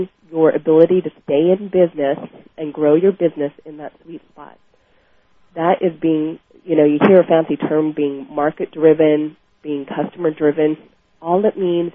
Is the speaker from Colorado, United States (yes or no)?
yes; Colorado, United States; moved away; I'm originally from Colorado